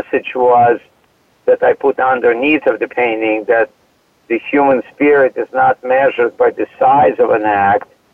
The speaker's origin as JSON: {"language": "English", "town": "Odesa", "region": "Odesa Oblast", "country": "Ukraine", "tie": "born or raised there", "moved": "as an adult", "lives_now": "United States", "said": "I have a degree in art from my hometown, from Odessa, Ukraine"}